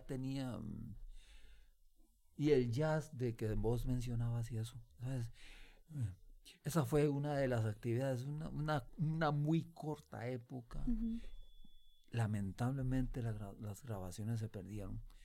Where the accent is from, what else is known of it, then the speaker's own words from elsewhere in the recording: Costa Rica; como músico costarricense